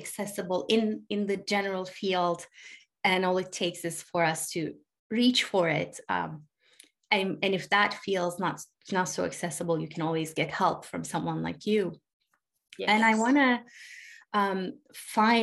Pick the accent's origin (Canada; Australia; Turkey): Turkey; now in United States; I grew up in Turkey. I live in the US.